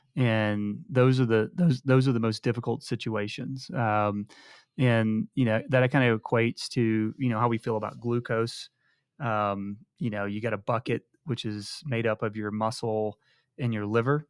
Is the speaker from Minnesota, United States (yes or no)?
no; High Island, Texas, United States; moved away; I'm from High Island, Texas